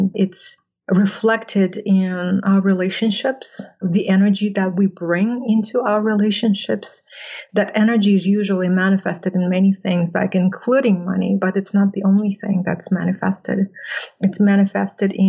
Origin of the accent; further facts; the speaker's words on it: Russia; moved away; I grew up in a community which is about 60 kilometers west of the lake